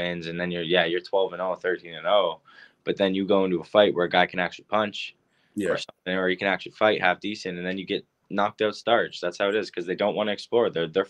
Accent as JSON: {"language": "English", "town": "Barrie", "region": "Ontario", "country": "Canada", "tie": "born or raised there", "said": "my hometown, Barrie, Ontario"}